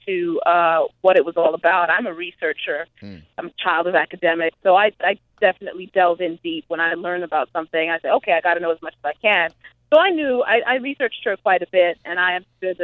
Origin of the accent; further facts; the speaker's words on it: Zimbabwe; also born or lived in Grinnell, Iowa; now in United States; I grew up in Zimbabwe